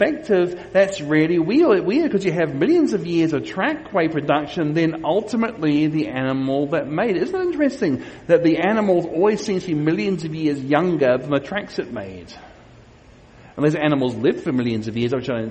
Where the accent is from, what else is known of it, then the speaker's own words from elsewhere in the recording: Queensland, Australia; these are from my home state of Australia, of Queensland in Australia